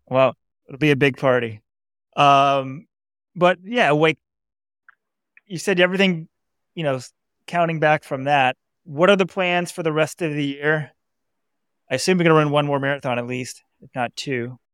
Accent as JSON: {"language": "English", "town": "Dallas", "region": "Texas", "country": "United States", "tie": "born or raised there", "moved": "as an adult", "lives_now": "Fort Worth, United States", "said": "I grew up in Dallas"}